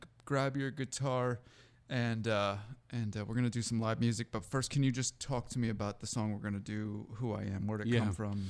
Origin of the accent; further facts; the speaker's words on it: Seattle, Washington, United States; I grew up in Seattle